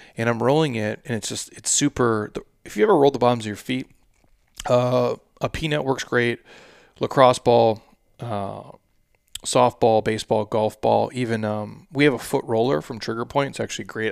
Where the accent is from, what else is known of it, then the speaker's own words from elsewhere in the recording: Midwest, United States; I'm from the Midwest